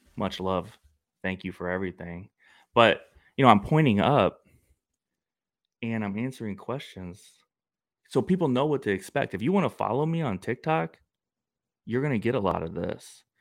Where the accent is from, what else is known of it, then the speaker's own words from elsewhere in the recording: St. Louis, Missouri, United States; I'm from Missouri